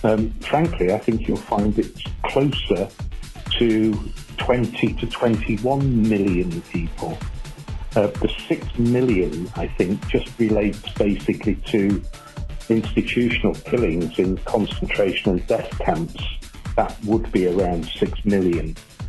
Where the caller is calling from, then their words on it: Ireland; I'm calling from Ireland.